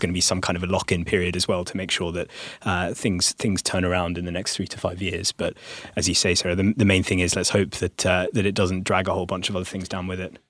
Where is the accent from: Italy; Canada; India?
India; I'm speaking as an Indian